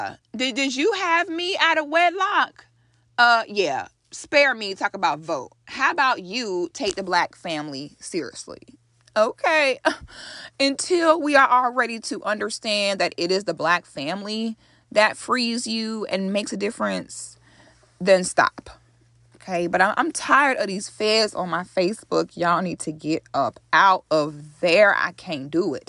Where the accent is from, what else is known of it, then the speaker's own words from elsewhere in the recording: United States; an African born in America